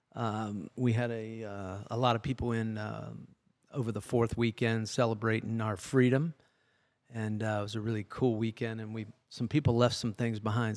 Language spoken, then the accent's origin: English; Lexington, Ohio, United States; I'm from Lexington originally, so we're both in, in and around Columbus in central Ohio